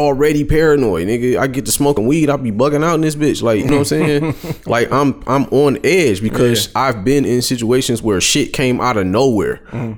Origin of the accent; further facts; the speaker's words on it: Detroit, Michigan, United States; I'm from Detroit